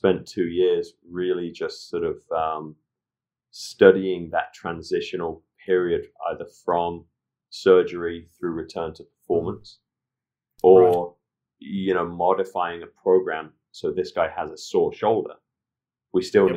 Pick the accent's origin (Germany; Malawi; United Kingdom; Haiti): United Kingdom; Leicester, East Midlands; moved away as an adult; also born or lived in Leeds; now in New York, United States; I'm born and raised in Leicester.